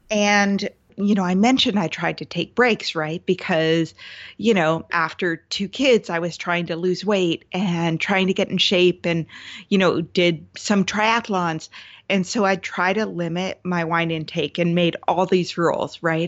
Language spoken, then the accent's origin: English; Seattle, Washington, United States; I'm from the Seattle area as well.